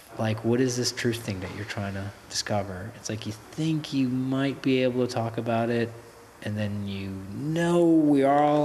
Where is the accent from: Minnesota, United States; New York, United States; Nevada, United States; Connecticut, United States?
New York, United States; Westchester; we're actually both from Westchester, which is the suburbs of New York City